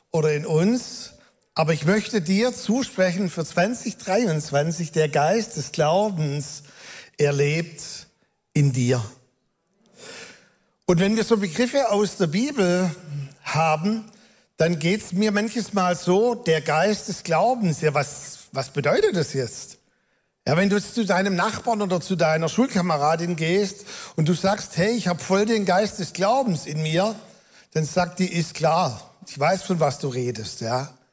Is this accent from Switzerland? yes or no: no; Baden-Württemberg, Germany; accent: Swabian; aber jetzt kann ich ja auch meinen schwäbischen Akzent, den ich nicht verbergen kann, ruhig ein bisschen durchscheinen lassen